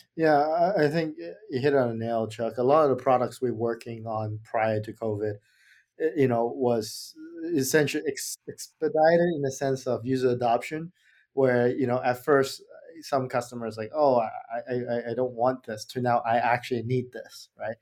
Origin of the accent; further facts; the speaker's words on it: Australia; moved away; I'm actually from Australia